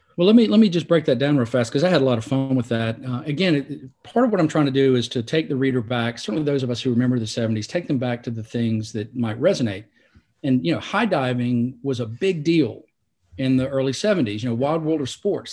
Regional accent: Salisbury, North Carolina, United States; I grew up in Salisbury

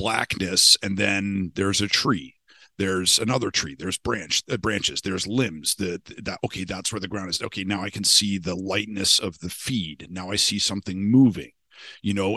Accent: Canada; I was born in Canada. We had, you know, a fucking black bear in our backyard

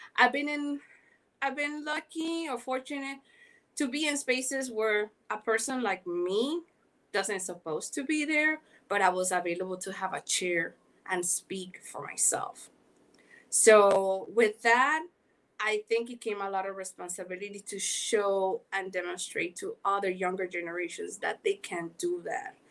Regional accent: Panama; accent: Caribbean; also born or lived in Miami, United States; now in Los Angeles, United States; I am originally from Panama. Yes, that's why I have this accent going on, Caribbean.

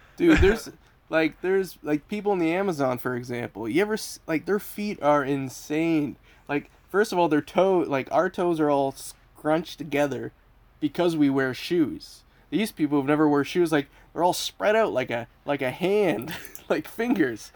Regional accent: London, Ontario, Canada; he's from London, Ontario, as am I.

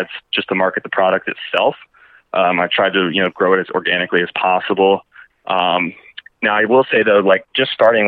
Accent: Orlando, Florida, United States; I'm from Orlando originally

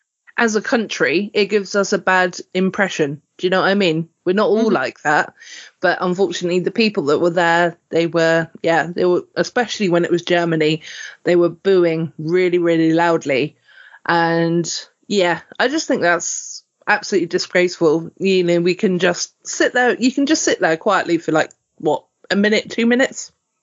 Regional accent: United Kingdom; Well, my country, but I'm British, if that makes sense, because I'm half Welsh. So and the half Welsh in me is still as proud as the half English of me.

